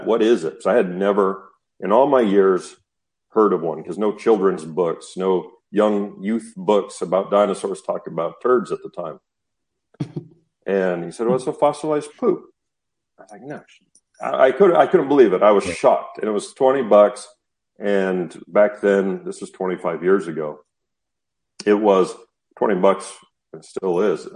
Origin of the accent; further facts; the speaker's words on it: Utah, United States; I grew up in the Western United States in a state called Utah